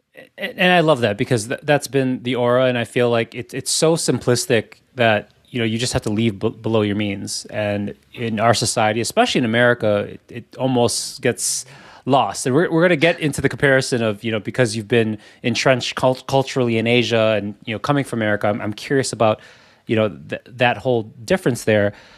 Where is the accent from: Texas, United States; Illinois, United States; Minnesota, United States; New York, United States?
Illinois, United States; Chicago; we grew up in Chicago